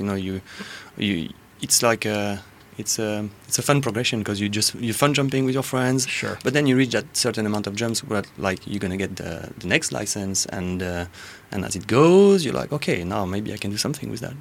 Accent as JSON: {"language": "English", "region": "Corsica", "country": "France", "moved": "yes", "said": "I am from France, originally from Corsica"}